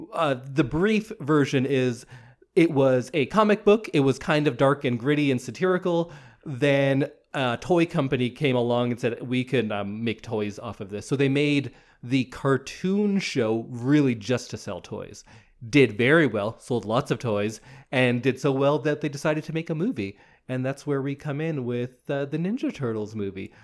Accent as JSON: {"language": "English", "town": "Edmonton", "region": "Alberta", "country": "Canada", "tie": "born or raised there", "said": "I was born in Edmonton."}